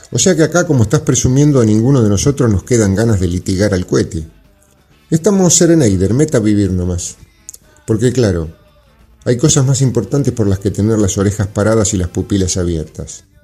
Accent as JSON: {"language": "Spanish", "country": "Argentina", "said": "somos parte de la Argentina de los derechos sociales establecidos."}